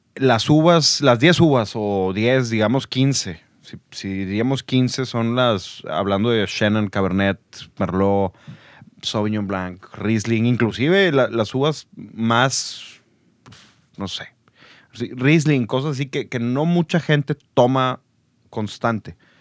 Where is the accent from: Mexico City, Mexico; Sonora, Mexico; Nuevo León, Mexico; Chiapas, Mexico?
Nuevo León, Mexico; Monterrey; soy de aquí de Monterrey